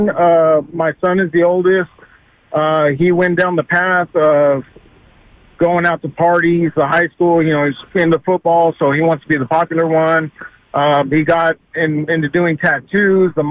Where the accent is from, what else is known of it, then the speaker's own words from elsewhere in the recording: Corpus Christi, Texas, United States; I'm from the Corpus Christi area